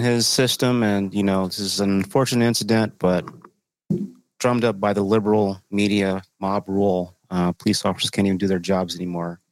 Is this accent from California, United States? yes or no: no; Texas, United States; moved away; I'm from Texas originally.